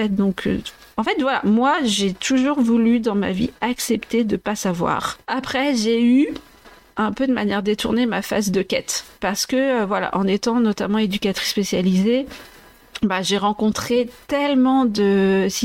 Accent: Vendée, Pays de la Loire, France; also born or lived in Maceió, Brazil; je suis tellement de Vendée

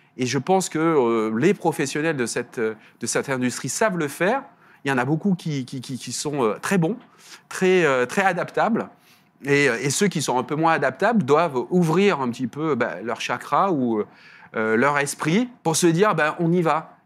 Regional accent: the South, southern France, France; accent: petit accent du Sud; On l'entend à mon accent, je regarde un petit accent du Sud

